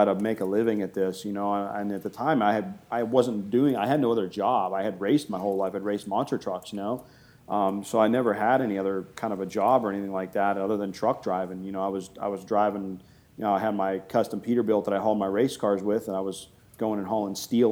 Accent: Boardman, Ohio, United States; also born or lived in Canfield, Ohio; I've been here in Ohio my entire life

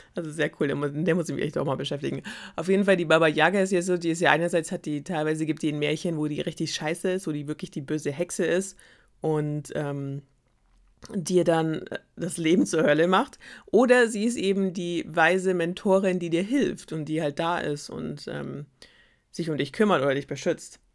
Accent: Germany; wir als Deutsche

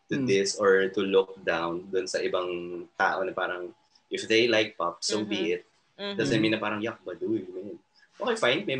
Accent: Quezon City, Metro Manila, Philippines; sa amin sa Metro Manila mm. sa QC

